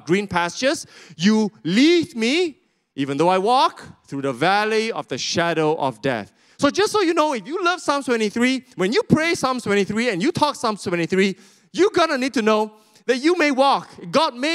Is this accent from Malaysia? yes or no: yes; Sarawak, Malaysia; I'm from Sarawak, just in case you didn't know, these are my people.